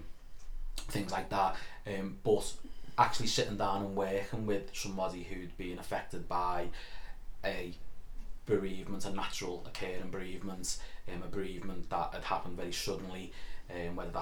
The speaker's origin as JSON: {"language": "English", "town": "Liverpool", "region": "North West England", "country": "United Kingdom", "said": "I'm glad I'm from Liverpool"}